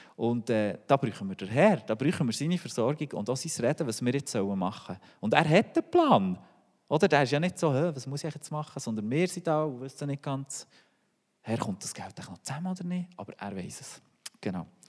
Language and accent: German; Switzerland; als Schweizer